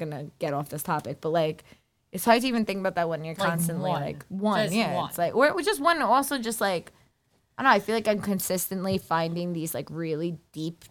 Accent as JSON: {"language": "English", "town": "New York City", "region": "New York", "country": "United States", "tie": "born or raised there", "said": "I am born and raised on Staten Island"}